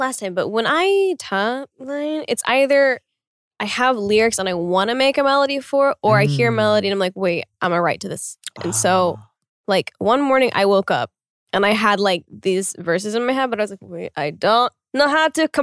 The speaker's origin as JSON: {"language": "English", "region": "Oklahoma", "country": "United States", "tie": "born or raised there", "moved": "yes"}